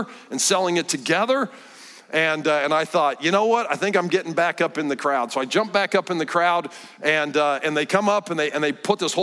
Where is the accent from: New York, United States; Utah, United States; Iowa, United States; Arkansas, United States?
Iowa, United States; central; I grew up in Iowa, in central Iowa